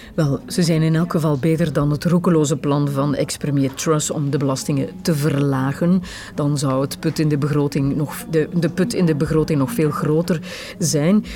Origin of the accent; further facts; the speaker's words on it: Herk-de-Stad, Flanders, Belgium; ik ben opgegroeid in Herk de Stad